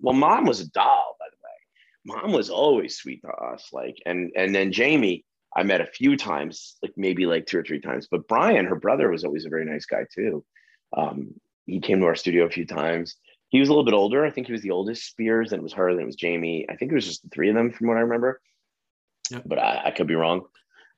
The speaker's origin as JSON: {"language": "English", "region": "New Jersey", "country": "United States", "said": "I'm an idiot from New Jersey"}